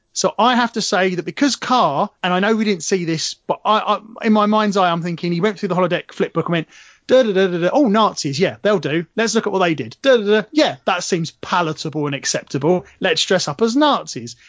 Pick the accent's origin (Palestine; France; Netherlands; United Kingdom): United Kingdom; England; I'm English